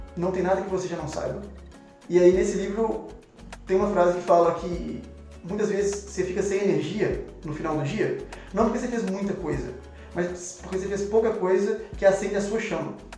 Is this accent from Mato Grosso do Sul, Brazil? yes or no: no; Matozinhos, Minas Gerais, Brazil; eu nasci em Matozinhos, é, é muito perto de BH mesmo